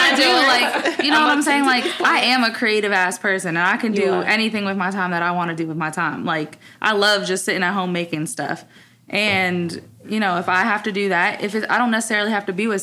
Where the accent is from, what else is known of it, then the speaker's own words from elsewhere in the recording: the North, United States; also born or lived in New York / North Carolina; now in Dallas, United States; a girl from up north